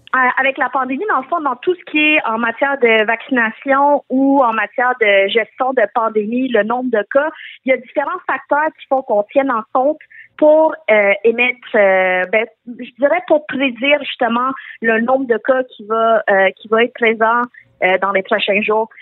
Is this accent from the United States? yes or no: no; Quebec, Canada; je suis née au Québec, mais euh, jusqu'à justement mon secondaire, le secondaire à 4 environ, je me suis jamais sentie québécoise ou d'ici